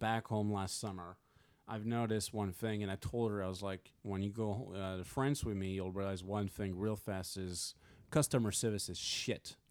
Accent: Montmiral, south of France, France; moved away; where I'm from

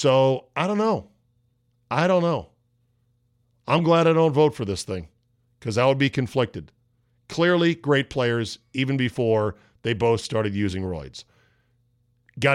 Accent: McLean, Virginia, United States; the mean streets of McLean, Virginia, my hometown

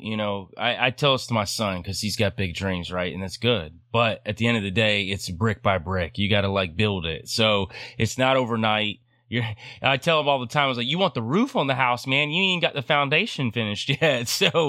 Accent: North Georgia mountains, United States; I grew up on a farm for a lot of my life. I grew up in the North Georgia mountains.

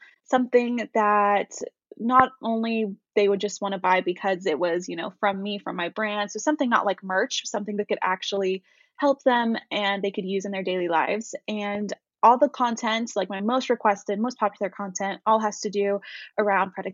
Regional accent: Knoxville, Tennessee, United States; moved away as an adult; my hometown, in Knoxville.

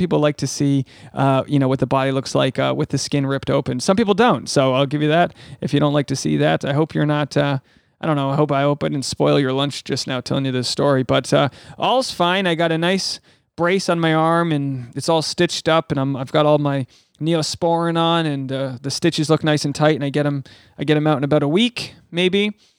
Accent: Rhode Island, United States; This is episode 401, which is also the area code for my home state of Rhode Island. 401, baby. Ocean state. Small state.

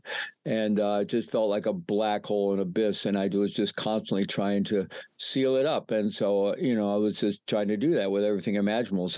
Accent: United States; moved away as an adult; also born or lived in Peru

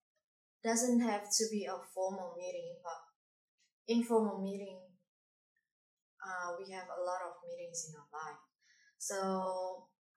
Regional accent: Indonesia; English is a second language; now in Darwin, Australia; Indonesia. I come from Indonesia.

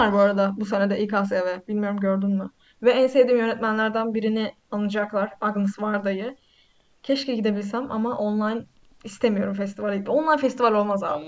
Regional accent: Black Sea Region, Turkey

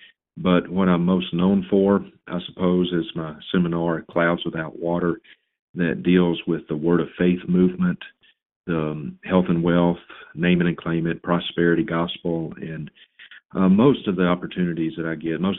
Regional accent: Vicksburg, Mississippi, United States; I was born and reared in Mississippi

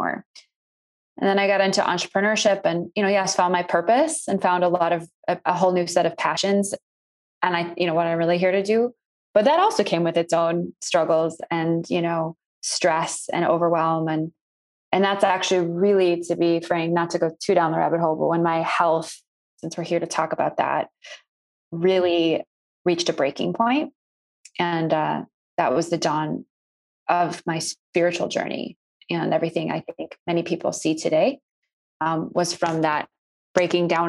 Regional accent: North Shore suburbs of Chicago, Illinois, United States; I grew up in the North Shore suburbs of Chicago

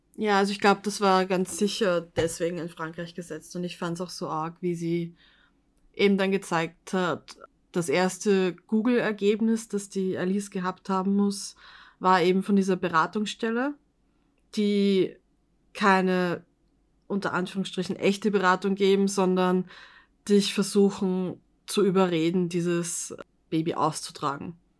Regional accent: Vienna, Austria; dass eben in Österreich, also im, im Osten, bei uns in Wien

